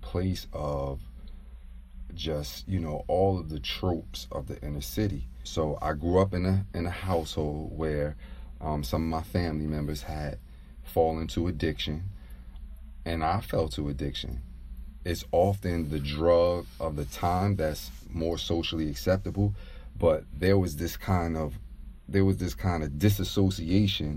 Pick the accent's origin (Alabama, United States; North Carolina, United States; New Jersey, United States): New Jersey, United States; Jersey City; I'm from Jersey City, New Jersey